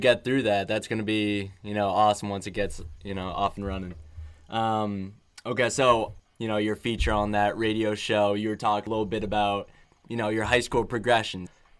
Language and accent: English; Boston area, Massachusetts, United States; I'm not right from Boston, just Boston area